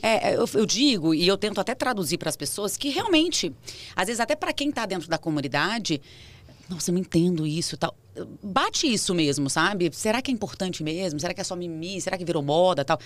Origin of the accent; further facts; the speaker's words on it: Brasília, Federal District, Brazil; moved away as an adult; now in São Paulo, Brazil; Eu sou de Brasília, sou nascida lá